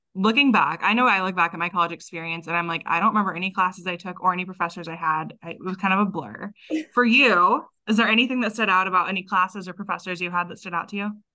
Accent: Texas, United States; moved away; I grew up in Texas

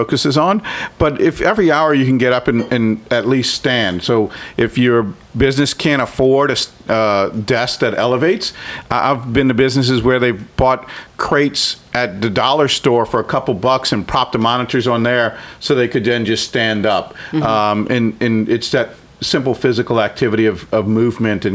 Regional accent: New Orleans, Louisiana, United States; growing up in New Orleans

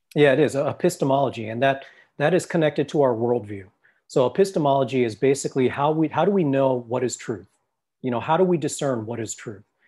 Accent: Los Angeles, California, United States; I come from a Thai background, and I grew up in Los Angeles

